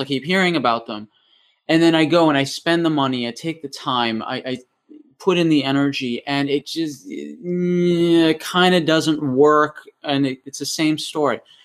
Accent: Massachusetts, United States; moved away as an adult; now in New Zealand; originally, I was born in, uh, Massachusetts in New England

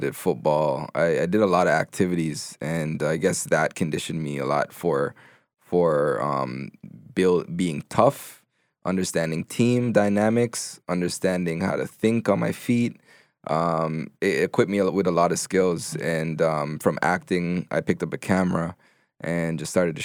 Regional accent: Toronto, Ontario, Canada; also born or lived in Jamaica; I was born in Jamaica. Okay. I came to Canada. I grew up in Gin and Finch.

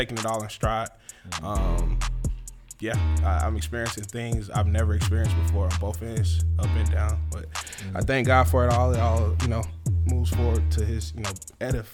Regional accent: Decatur, Georgia, United States; also born or lived in Atlanta, Georgia; I was actually born at Crawford Long Hospital, Atlanta, Georgia, till 96. We moved from Atlanta to Decatur

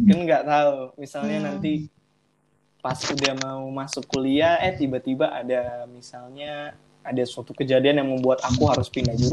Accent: Manado, North Sulawesi, Indonesia; kan aku dari anak daerah nih aku ah, dari Manado aku dari Manado jadi

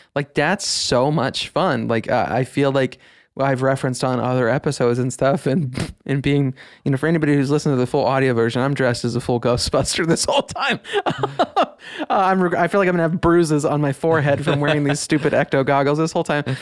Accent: Midwest, United States; growing up in the Midwest

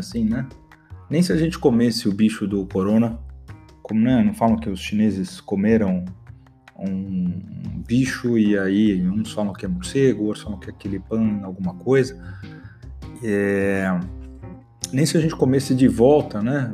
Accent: Brazil; como um bom brasileiro

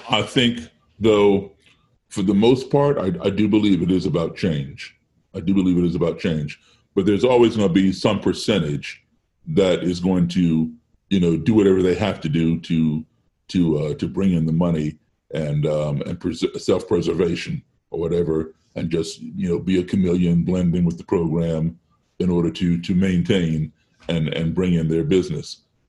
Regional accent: Chicago, Illinois, United States; born there; I was born in Chicago only because my mom and dad were there when I was born.

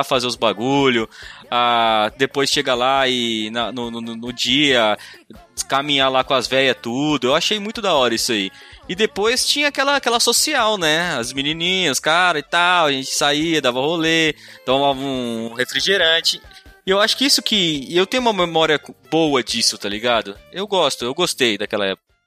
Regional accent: Ilha Solteira, São Paulo, Brazil; eu nasci em Ilha Solteira, né? Cidadezinha pequena

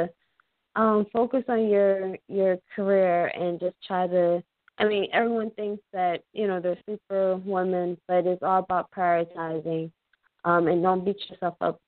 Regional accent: Philadelphia, Pennsylvania, United States; moved away as an adult; Was born and raised in Philadelphia.

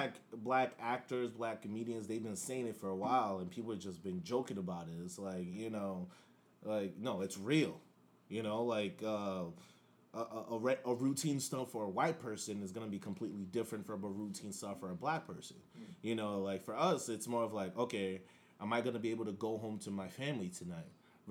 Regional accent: Nigeria; now in United States; especially being like an immigrant to this country, I was born and raised in Nigeria. I came here after 9/11.

